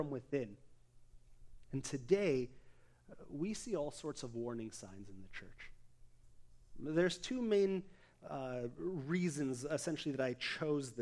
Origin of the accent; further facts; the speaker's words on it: Abbotsford, British Columbia, Canada; my hometown, Abbotsford